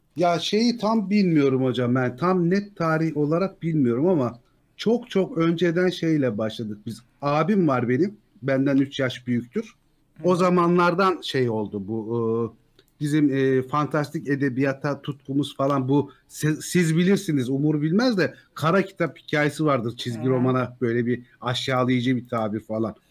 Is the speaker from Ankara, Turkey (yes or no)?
yes; Ankara, Turkey; moved away as an adult; now in Antalya, Turkey; Ankaralıyım ben